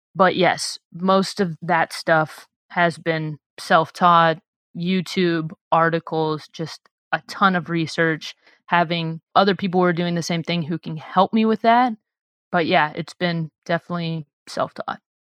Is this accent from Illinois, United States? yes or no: yes; Illinois, United States; moved away as an adult; also born or lived in Los Angeles, United States; we're both from Illinois